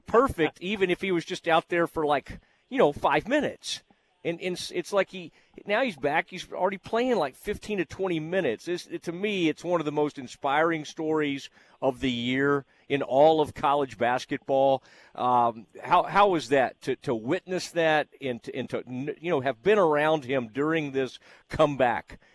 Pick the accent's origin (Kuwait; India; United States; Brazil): United States; Kaufman County, Texas; I am from Kaufman County